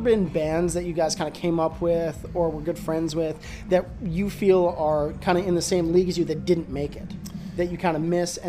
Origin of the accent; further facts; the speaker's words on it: Calgary, Alberta, Canada; I grew up in Calgary.